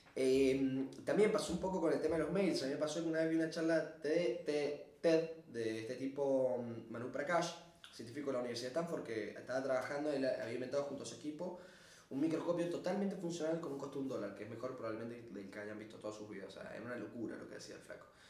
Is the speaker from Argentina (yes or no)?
yes; Argentina; siendo argentino, latino